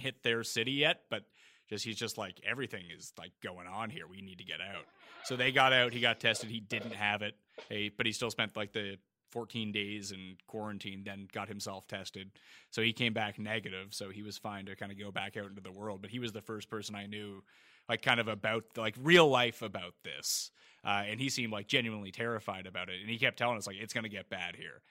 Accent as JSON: {"language": "English", "region": "East Coast of Canada", "country": "Canada", "accent": "Canadian", "said": "I'm from the East Coast of Canada"}